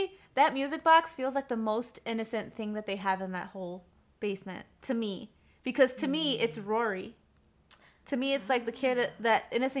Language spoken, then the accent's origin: English; Midwest, United States; Because we're from the Midwest, if you can't tell.